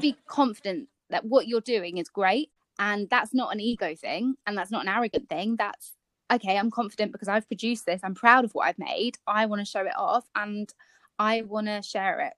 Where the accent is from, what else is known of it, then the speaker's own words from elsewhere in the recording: Kent, South East England, United Kingdom; we are part of a Kent blogger group because we're both from Kent